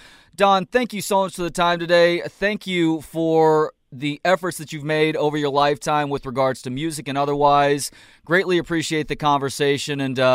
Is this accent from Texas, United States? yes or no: yes; Dallas, Texas, United States; moved away; I'm from Dallas originally.